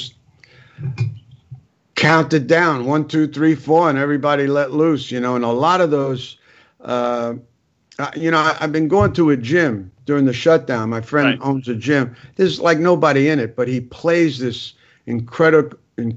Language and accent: English; New York City, New York, United States; I was from the Bronx